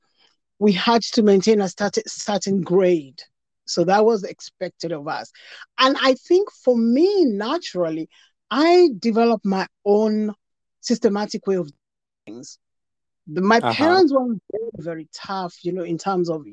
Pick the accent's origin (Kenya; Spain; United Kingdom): Kenya; Nairobi; moved away as an adult; now in United States; I was raised in Jericho